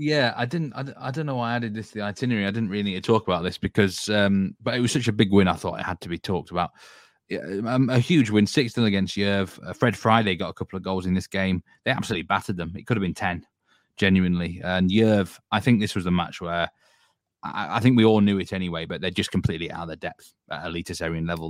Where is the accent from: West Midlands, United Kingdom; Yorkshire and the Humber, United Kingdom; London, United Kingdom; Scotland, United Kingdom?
Yorkshire and the Humber, United Kingdom; I'm from Yorkshire